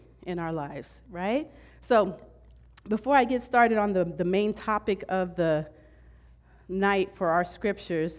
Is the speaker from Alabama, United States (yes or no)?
no; Southern California, United States; I've been born and raised in Southern California my whole life